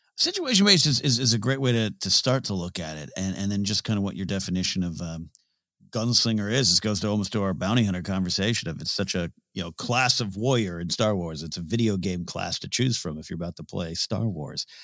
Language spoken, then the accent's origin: English; Arroyo Grande, California, United States; They moved to my hometown. I, you know, coached up in Arroyo Grande, California